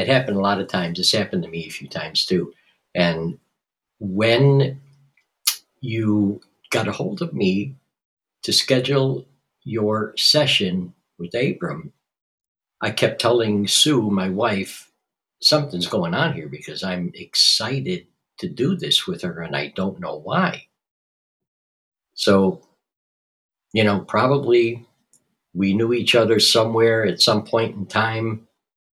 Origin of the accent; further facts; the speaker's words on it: Chicago, Illinois, United States; moved away as an adult; also born or lived in Los Angeles, California; I was born and raised in Chicago, but in 1972, I was in a band, moved to Los Angeles, California